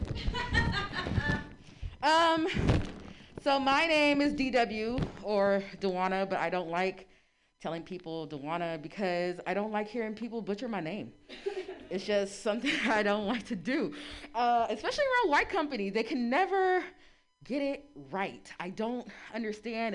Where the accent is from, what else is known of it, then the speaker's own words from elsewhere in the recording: San Francisco, California, United States; I am born and raised in San Francisco.